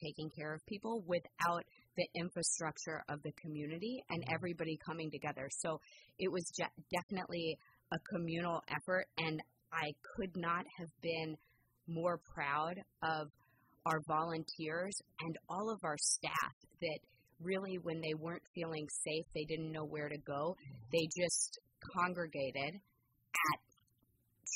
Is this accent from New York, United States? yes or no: no; Houston, Texas, United States; moved away as an adult; also born or lived in Bay Area; now in Petaluma, United States; I grew up in Houston, Texas, at a very large classical reform congregation